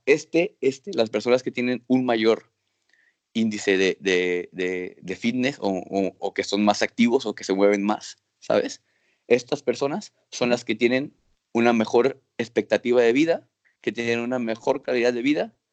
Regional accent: Acapulco, Guerrero, Mexico; moved away as an adult; also born or lived in Nuevo León; now in Granada, Spain; nací en Acapulco

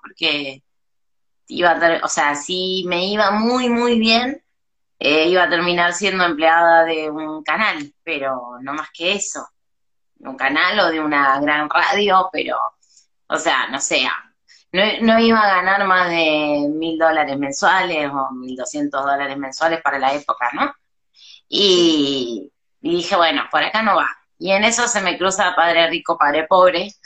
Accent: Argentina; moved away as an adult; now in Mexico; volví a Argentina

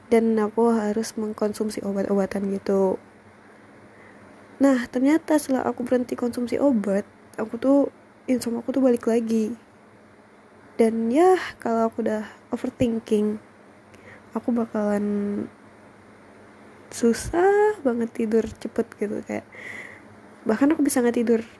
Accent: Payakumbuh, West Sumatra, Indonesia; karena pandemi aku harus balik nih ke kota aku ke Payakumbuh kan nah di Payakumbuh tuh kayak aku juga nggak bisa kemana-mana

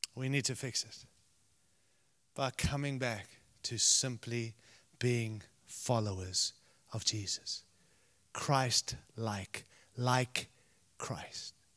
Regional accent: Zimbabwe; moved away; I was born in Rhodesia, which is now Zimbabwe

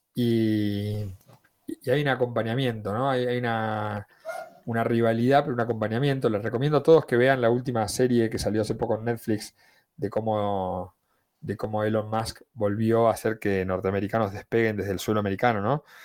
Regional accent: Argentina; En mi país era muy común enviar cartas a la NASA

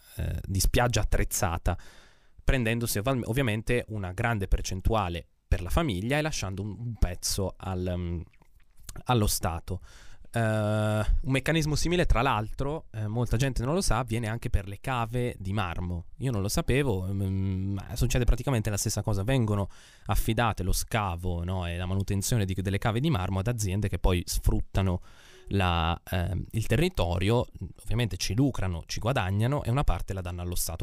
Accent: Emilia-Romagna, Italy; io sono dell'Emilia Romagna

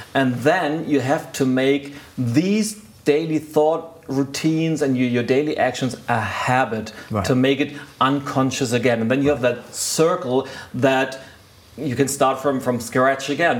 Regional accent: Lübeck, Schleswig-Holstein, Germany; I was doing civil work in a university a hospital in my hometown, Lübeck

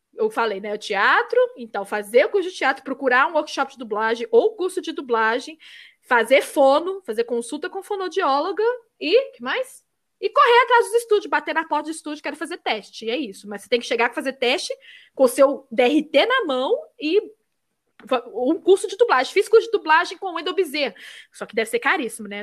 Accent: Minas Gerais, Brazil; accent: mineiro; Mineiro, uhum. eles falam que é o que tem menos sotaque e é real. A gente não tem muito pois

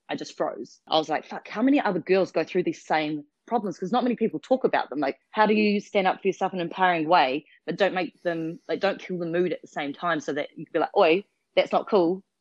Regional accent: New Zealand; moved away as an adult; also born or lived in Western Australia; now in Australia; Australia is my adopted country. So I'm originally from New Zealand and moved over 8.5 years ago.

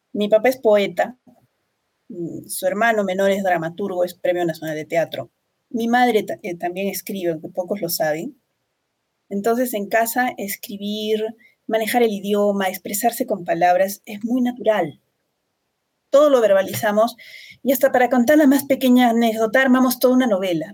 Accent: Arequipa, Peru; una sociedad que es tremendamente conservadora como la arequipeña. Nuestra ciudad es una de las más conservadoras del Perú

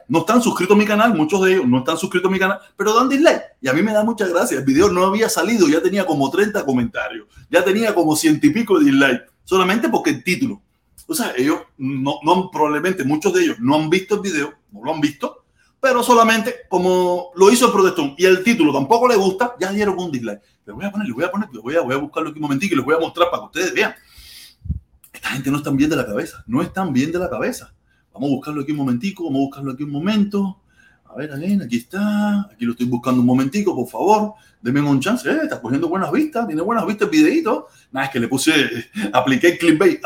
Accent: Cuba; now in Miami, United States; allí es mi tierra natal

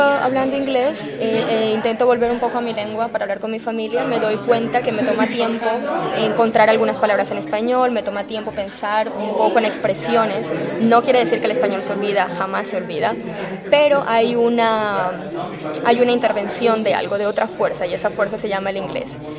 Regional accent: Colombia; moved away as an adult; now in Chicago, United States; yo llego a la Universidad de Chicago como una colombiana que está estudiando literatura latinoamericana

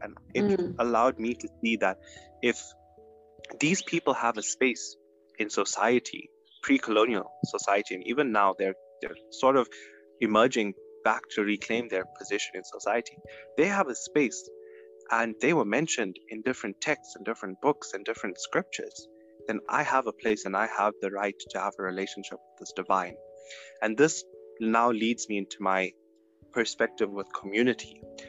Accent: South Africa; first language -; And being South African and being Indian, I'm seeing this play a huge role in my life because I'm both African and Indian

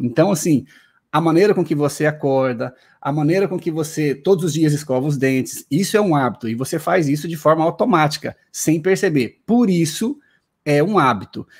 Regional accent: Paraná, Brazil; now in Recife, Brazil; Eu nasci no Paraná

